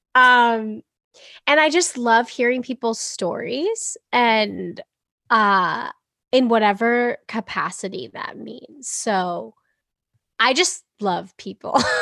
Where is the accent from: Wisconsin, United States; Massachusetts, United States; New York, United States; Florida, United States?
Massachusetts, United States; Boston; also born or lived in England; I'm from Boston